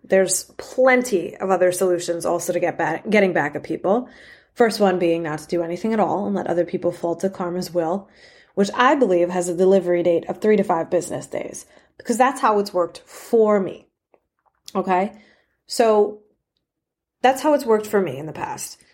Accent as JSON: {"language": "English", "region": "New York", "country": "United States", "said": "I'm from New York"}